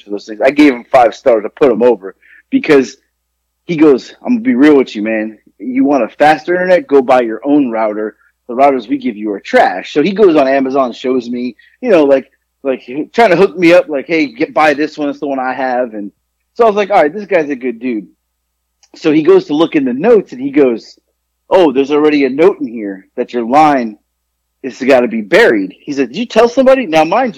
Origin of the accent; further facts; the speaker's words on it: South Florida, United States; also born or lived in Queens, New York; I was born in New York, but I grew up in South Florida.